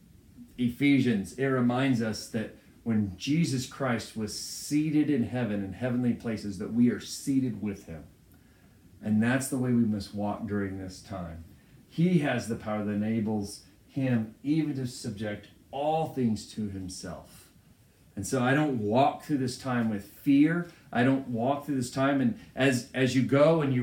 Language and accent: English; United States; I'm proud to be an American